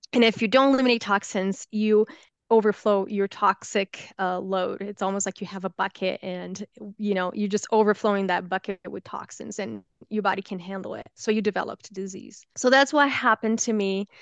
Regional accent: Brazil; English is a second language; moved away as an adult; also born or lived in United States; now in Salt Lake City, United States; I was born and raised, I lived in Brazil until I was twenty years old, um, when I moved to the United States

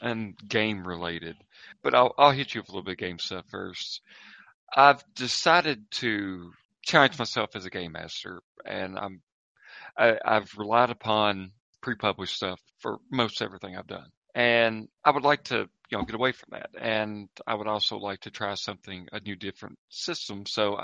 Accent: United States; accent: Southern; this accent is genuine. I can drive, and in probably an hour, I could be at the site of where the feud of the Hatfield and McCoys took place. So this is where I'm from.

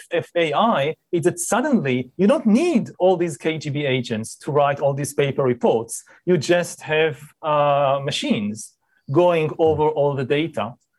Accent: Israel; It's happening now in my home country, in Israel.

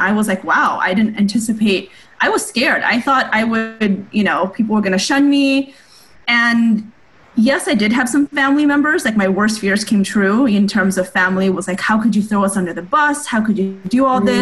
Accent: United States; I'm Asian American

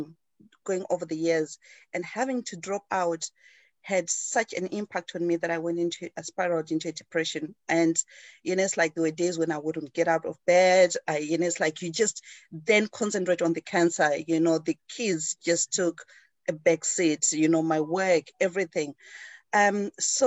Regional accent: Zimbabwe; moved away as an adult; now in United Kingdom; I grew up in Zimbabwe, in Africa.

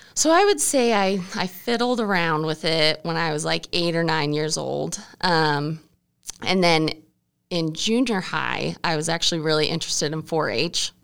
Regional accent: Mackay, Idaho, United States; I grew up in the small town Mackey, Idaho

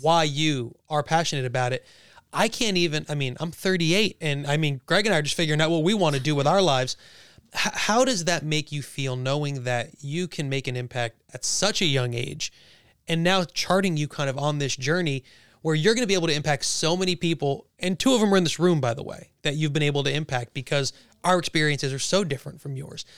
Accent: Monmouth and Ocean County, New Jersey, United States; We're all from Monmouth and Ocean County in our area

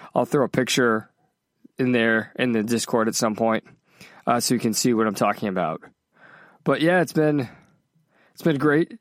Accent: New England, United States; moved away as an adult; also born or lived in Worcester, Massachusetts / South Carolina; now in Los Angeles, United States; I grew up in New England

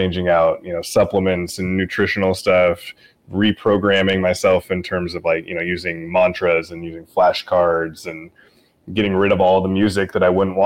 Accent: Portland, Pacific Northwest, United States; moved away as an adult; also born or lived in I-5 corridor; I lived in the Northwest for my whole life. I was born in Portland, grew up and down the I-5 corridor

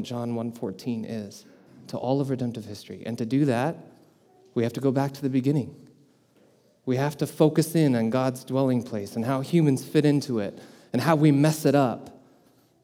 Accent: Colorado, United States; moved away as an adult; now in Wisconsin, United States; I'm not originally from Wisconsin either, I'm from Colorado.

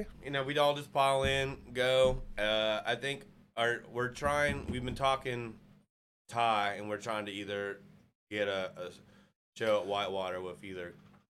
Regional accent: Rogers, Arkansas, United States; I'm from Rogers.

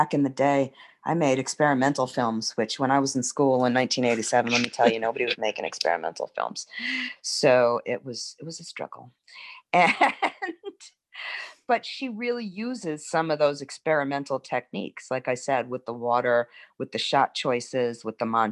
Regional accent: New York City, New York, United States; now in New Orleans, United States; I'm originally from Brooklyn

